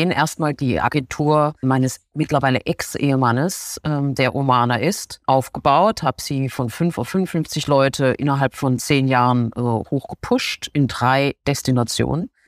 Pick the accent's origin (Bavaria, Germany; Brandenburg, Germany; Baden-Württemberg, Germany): Baden-Württemberg, Germany; Baden-Baden; moved away as an adult; Ich komme übrigens auch aus Baden-Baden. Und von dort aus bin ich dann durchgestartet in die große weite Welt.